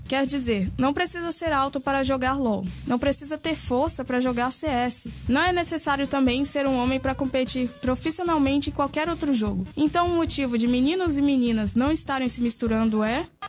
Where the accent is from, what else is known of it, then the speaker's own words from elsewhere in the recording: Bahia, Brazil; also born or lived in Minas Gerais; now in Florianópolis, Brazil; Na verdade, eu sou da Bahia.